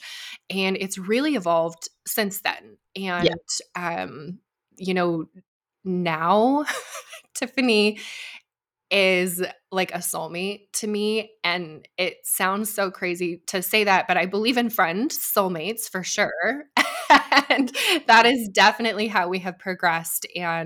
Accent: Idaho, United States; moved away as an adult; also born or lived in Arizona; I'm from Idaho originally

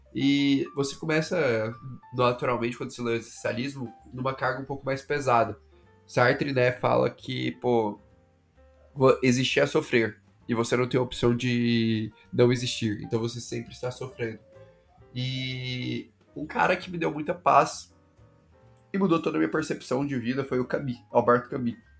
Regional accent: Goiânia, Goiás, Brazil; moved away as an adult; also born or lived in São Paulo; Eu sou de Goiânia, né? Nascido, nascido e criado em Goiânia

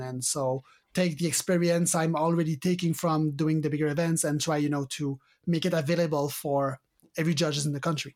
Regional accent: Canada; accent: French Canadian; my French Canadian accent

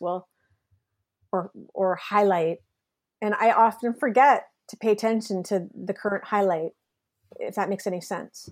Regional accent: Canada; also born or lived in Kingston / Toronto; now in Montreal, Canada; I'm really proud Canadian

